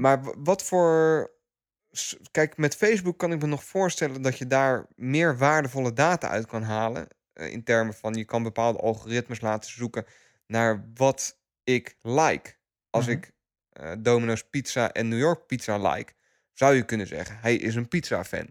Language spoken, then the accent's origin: Dutch; Netherlands; als Nederlanders